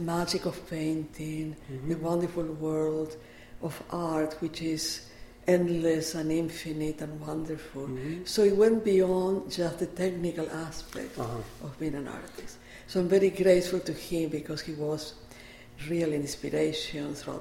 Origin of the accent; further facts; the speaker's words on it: Córdoba, Argentina; also born or lived in Buenos Aires; now in Rhinebeck, United States; I grew up, I was born in Buenos Aires, mm-hmm. but my early years were in Cordoba